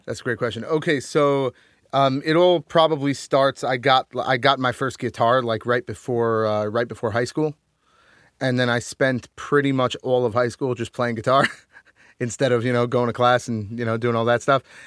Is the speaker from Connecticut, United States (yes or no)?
yes; Connecticut, United States; moved away as an adult; also born or lived in Rhode Island; now in New York, United States; I grew up in Connecticut, so, like, I live in New York now